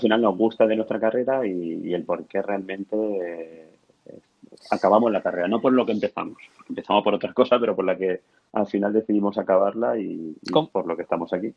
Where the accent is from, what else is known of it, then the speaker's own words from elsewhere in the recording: Alicante, Valencian Community, Spain; also born or lived in Murcia; yo soy de Alicante